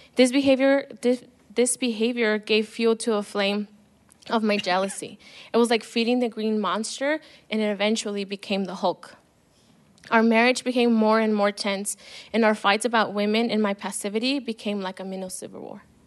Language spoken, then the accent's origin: English; El Paso, Texas, United States; I was born in El Paso, and I'm old, I'm the oldest of three girls